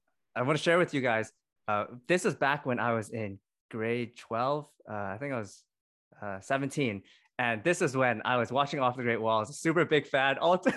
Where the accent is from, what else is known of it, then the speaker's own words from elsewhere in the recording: Canada; I talked a lot about the identity of being Asian Canadian, Chinese Canadian, and also like the struggles of that.